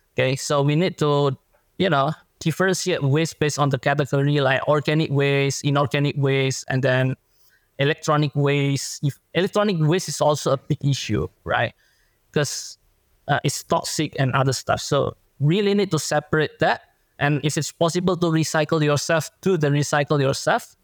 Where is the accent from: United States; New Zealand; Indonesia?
Indonesia; now in Australia; my home country in Indonesia